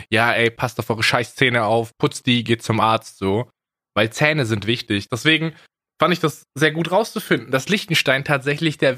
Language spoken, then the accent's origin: German; Baden-Württemberg, Germany; die Landesgartenschau bei mir zu Hause in meiner alten Heimatstadt in Baden-Württemberg.